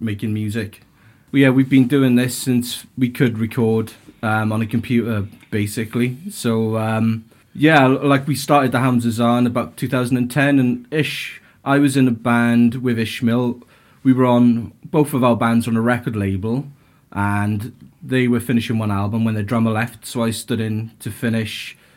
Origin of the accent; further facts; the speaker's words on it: Swansea, Wales, United Kingdom; We're all from Swansea, pretty much. Like myself, Wayne and Steve, we've known each other since we were about 3, 4, 5 years old